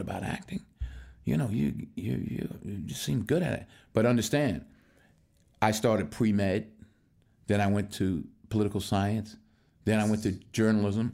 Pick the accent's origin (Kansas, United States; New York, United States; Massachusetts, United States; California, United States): New York, United States; Mount Vernon; moved away as an adult; I'm born and raised in Mount Vernon, New York, which is a suburb just outside New York City